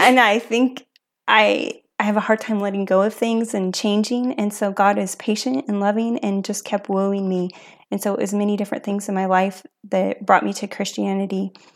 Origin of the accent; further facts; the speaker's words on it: Asotin, Washington, United States; also born or lived in Lewiston; I was originally from Lewiston, and then I grew up in Asotin